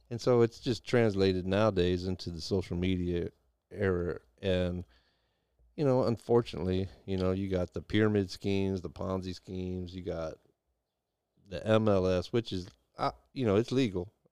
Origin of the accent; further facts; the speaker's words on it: Deep South, United States; I traveled all over the United States, and I, I grew up in the Deep South